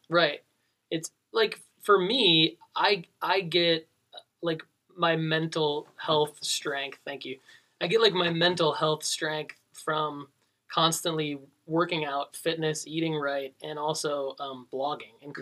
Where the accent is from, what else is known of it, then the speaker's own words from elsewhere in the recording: Detroit, Michigan, United States; moved away as an adult; now in Tennessee, United States; I'm from Detroit